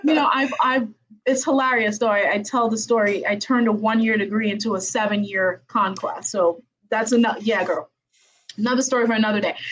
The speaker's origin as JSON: {"language": "English", "country": "Haiti", "said": "I am from Haiti"}